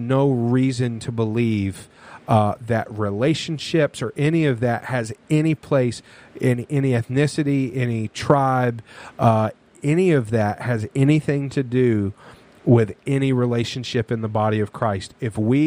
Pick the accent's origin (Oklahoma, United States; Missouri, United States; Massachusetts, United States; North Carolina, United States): North Carolina, United States; I grew up in North Carolina